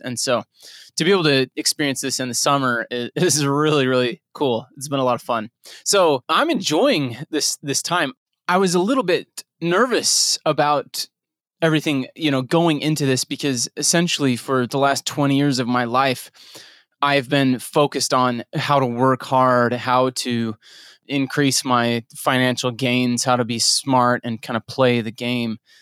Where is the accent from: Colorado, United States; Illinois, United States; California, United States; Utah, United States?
Utah, United States; moved away; also born or lived in Nebraska / Texas; growing up in Utah